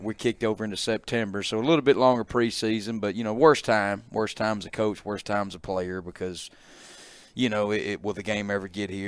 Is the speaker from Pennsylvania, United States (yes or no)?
no; Calhoun City, Mississippi, United States; moved away as an adult; also born or lived in Tupelo, Mississippi; I grew up in Catalan City